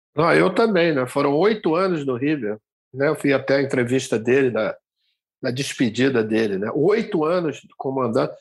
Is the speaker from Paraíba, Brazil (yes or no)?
yes; João Pessoa, Paraíba, Brazil; moved away; eu estou fazendo com vocês aqui diretamente da minha terra, de João Pessoa